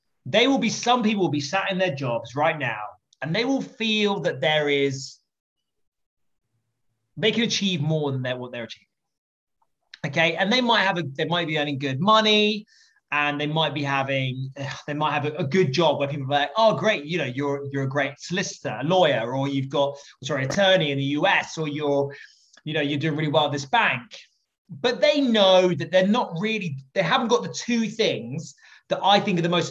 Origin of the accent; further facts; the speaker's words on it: England, United Kingdom; I'm English